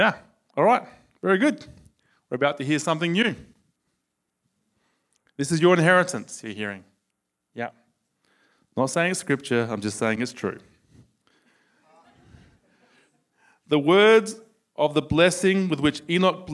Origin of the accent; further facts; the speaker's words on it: Australia; accent: Australian; my Australian accent